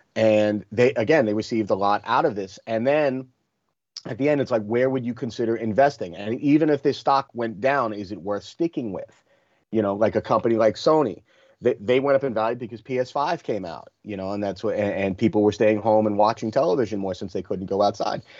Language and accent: English; Rockland County, New York, United States; also born or lived in Flushing, Queens, New York / South Bronx, New York; I was born in Flushing, but we moved to the Bronx when I was a baby, and I lived there until I was eight. And then we, um, you know, it was a rough area where we lived in the South Bronx, and then uh, we moved upstate to Rockland County